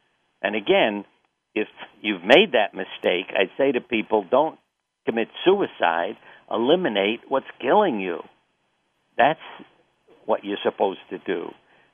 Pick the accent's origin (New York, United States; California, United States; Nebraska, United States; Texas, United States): New York, United States; I grew up in New York